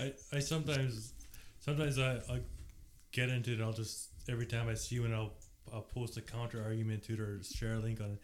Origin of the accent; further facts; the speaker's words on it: Gilbert Plains, Manitoba, Canada; also born or lived in Latimer/Greenland area, Manitoba / Kleefeld, Manitoba; That was about four, and then we moved to Gilbert Plains, and I grew up there